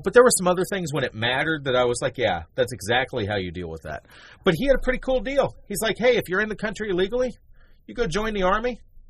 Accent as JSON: {"language": "English", "region": "Tennessee", "country": "United States", "said": "the people of Tennessee, my home state"}